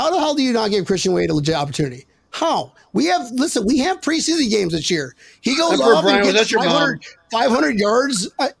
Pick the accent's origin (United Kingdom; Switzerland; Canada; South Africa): United Kingdom; accent: British; I'm not from Australia. I'm from Great Britain.